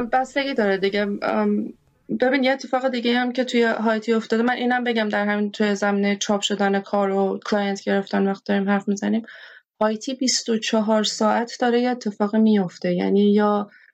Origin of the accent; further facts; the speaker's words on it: Iran; moved away; also born or lived in Haiti; حتی توی ایران حتی توی من توی دهه 60 بزرگ شدم